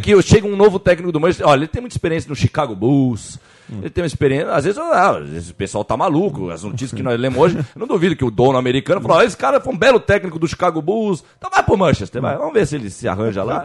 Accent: Jordanópolis, São Paulo, Brazil; Eu sou lá de Jordanópolis, da favela naval

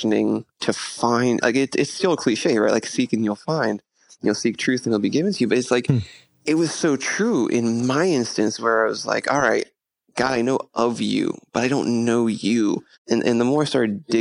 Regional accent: Pittsburgh, Pennsylvania, United States; moved away; I'm originally from Pittsburgh

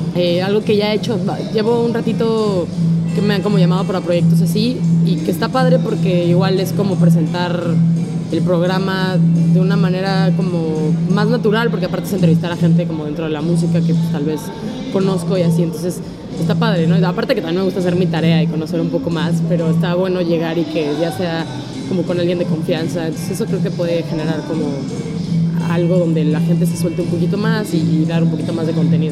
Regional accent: Mexico City, Mexico; crecí en Linda Vista, por dónde está la Basílica del Guadalupe

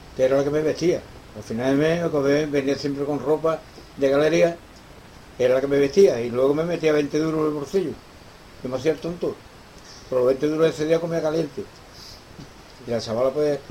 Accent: Cádiz, Andalusia, Spain; moved away as an adult; also born or lived in Madrid / León; era mi tierra, de acuerdo, era Cádiz

